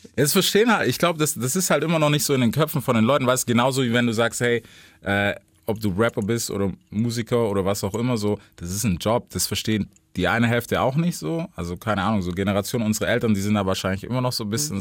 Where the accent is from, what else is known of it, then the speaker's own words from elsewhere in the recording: Memphis, Tennessee, United States; moved away; bei uns, also Memphis, wo ich her bin, ist relativ klein